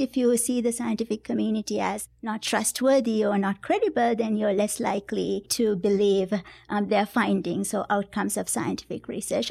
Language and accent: English; Sri Lanka; moved away as an adult; now in United States; I grew up in Sri Lanka